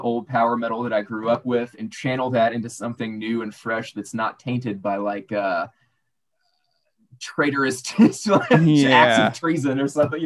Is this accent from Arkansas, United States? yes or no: yes; Arkansas, United States; I actually grew up in the state directly south of you. I'm from Arkansas